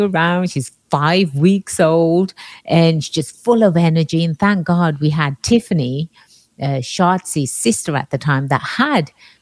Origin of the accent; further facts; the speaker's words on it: England, United Kingdom; moved away; growing up in England